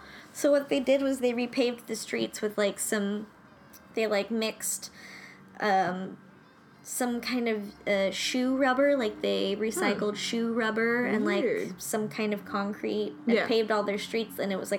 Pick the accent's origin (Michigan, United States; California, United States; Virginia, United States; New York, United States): California, United States; Long Beach; I grew up near the Long Beach Airport.